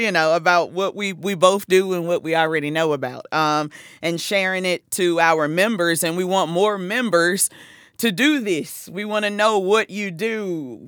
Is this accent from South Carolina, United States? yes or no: yes; South Carolina, United States; moved away as an adult; now in New Jersey, United States; I'm from South Carolina, and, um, I've been in the Jersey area for ten years